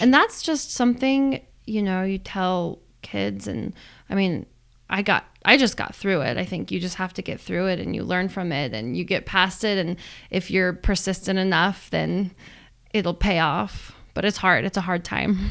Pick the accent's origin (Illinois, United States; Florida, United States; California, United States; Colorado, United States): Colorado, United States; Boulder; growing up in Boulder